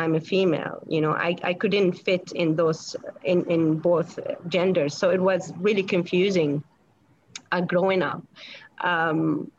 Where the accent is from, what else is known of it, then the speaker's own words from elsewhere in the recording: Syria; moved away; I came from the Middle East, you know, in Syria. Growing up in Syria wasn't really easy.